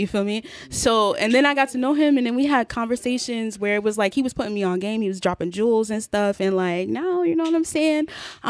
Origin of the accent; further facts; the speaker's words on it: Springfield, Massachusetts, United States; so I'm from Springfield, Massachusetts.